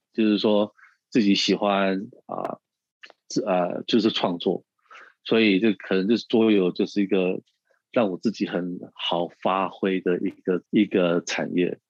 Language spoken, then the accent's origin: Chinese; United States; moved away as an adult; also born or lived in Taiwan / Shanghai; 我从小是在美国长大